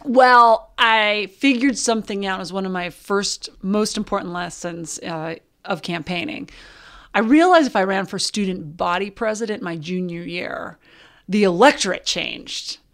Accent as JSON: {"language": "English", "town": "Butte", "region": "Montana", "country": "United States", "tie": "born or raised there", "said": "I grew up in Butte, Montana."}